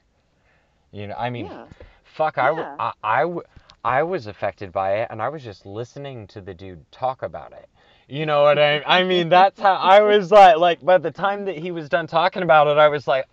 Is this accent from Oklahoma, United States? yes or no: no; Anderson, Indiana, United States; I was born in Indiana. I'm from Indiana.